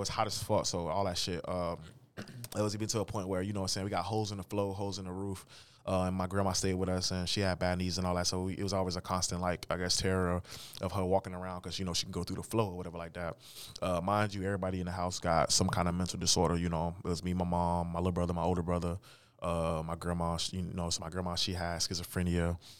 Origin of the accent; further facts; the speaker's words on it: St. Petersburg, Florida, United States; moved away as an adult; also born or lived in Newton, Kansas; now in Wichita, United States; I'm from Saint Petersburg, Florida, born and raised